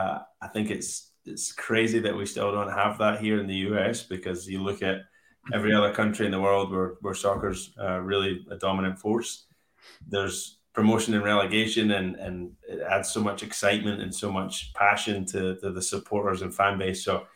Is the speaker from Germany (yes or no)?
no; Scotland, United Kingdom; I'm from Scotland